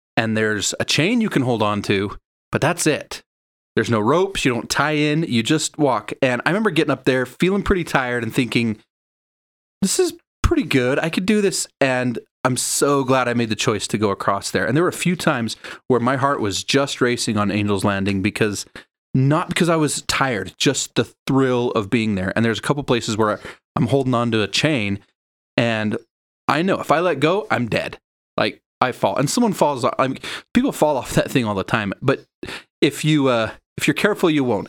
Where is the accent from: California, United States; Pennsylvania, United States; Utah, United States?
Utah, United States; Sandy; also born or lived in Spokane, Washington; although I was born in Washington, I spent all my life here in Utah. I grew up in Sandy